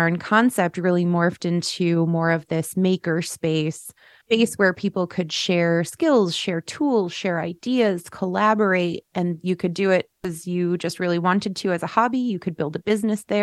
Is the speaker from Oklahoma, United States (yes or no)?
no; Schenectady, New York, United States; I'm born and raised in Schenectady.